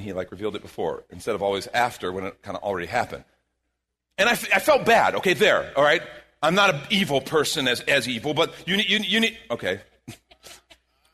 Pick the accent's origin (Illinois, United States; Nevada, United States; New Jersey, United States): Illinois, United States; Chicago; moved away; I'm from Chicago